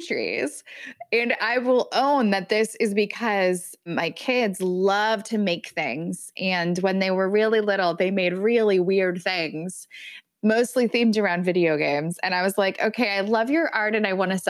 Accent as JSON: {"language": "English", "region": "California", "country": "United States", "moved": "yes", "lives_now": "Minnesota, United States", "said": "as a Californian"}